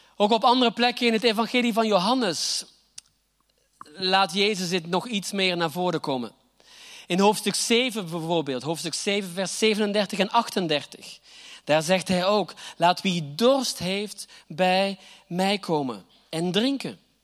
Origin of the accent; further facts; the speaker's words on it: Flanders, Belgium; accent: Flemish; moved away as an adult; now in Groningen, Netherlands; mijn Vlaamse accent, ook al woon ik hier al achttien jaar